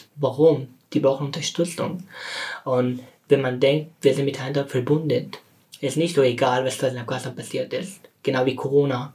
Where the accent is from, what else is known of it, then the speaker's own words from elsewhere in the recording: Afghanistan; German is a second language; now in Germany; ich bin von Afghanistan geflüchtet nach Deutschland